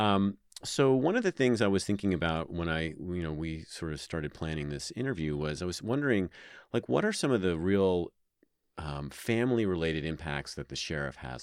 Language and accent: English; New York, United States; also born or lived in Fairfax County, Virginia; now in Reno, United States; I'm from New York